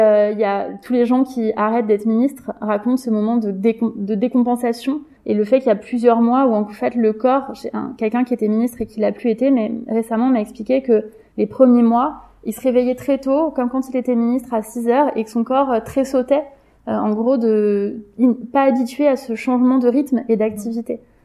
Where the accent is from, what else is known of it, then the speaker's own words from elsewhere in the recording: Paris, Île-de-France, France; j'ai grandi dans une cité à Belleville